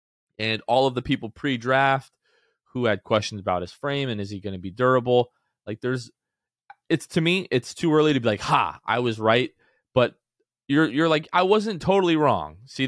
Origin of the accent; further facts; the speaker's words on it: Gulf Coast, United States; I grew up in the Gulf.